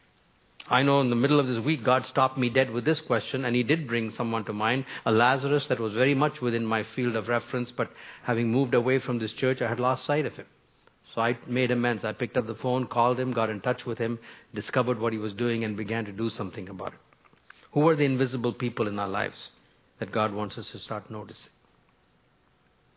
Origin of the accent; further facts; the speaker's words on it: India; moved away as an adult; also born or lived in North America; I grew up in India for the first 22 years of my life